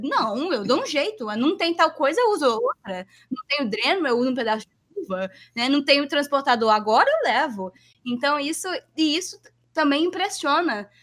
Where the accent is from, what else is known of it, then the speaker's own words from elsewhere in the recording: Vitória, Espírito Santo, Brazil; moved away as an adult; also born or lived in New Jersey; now in Philadelphia, United States; Eu sou de Vitória, que é uma cidade relativamente melhor a muitas muitas outras cidades em relação, né, à violência e tudo mais